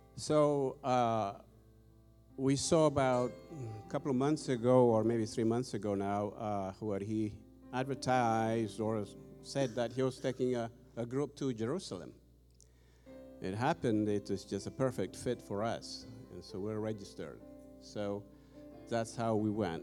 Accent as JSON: {"language": "English", "country": "Ethiopia", "moved": "as an adult", "lives_now": "United States", "said": "I've been here in the U.S. 25 years, by the way. Originally, I'm from Ethiopia."}